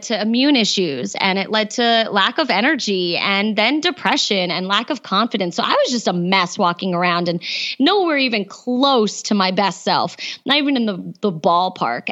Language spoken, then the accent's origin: English; East Coast, United States; I grew up on the East Coast